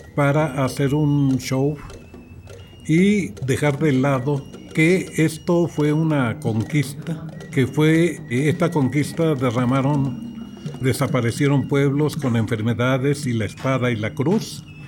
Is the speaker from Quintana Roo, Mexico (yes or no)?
no; Mexico City, Mexico; Soy comunero de, de Milpa Alta